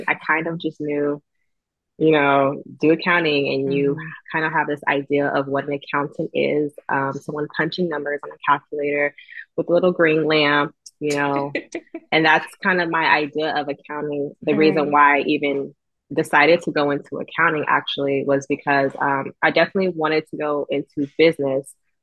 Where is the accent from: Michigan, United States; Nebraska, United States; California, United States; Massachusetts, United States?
California, United States; Los Angeles; also born or lived in Huntsville, Alabama; I am from Los Angeles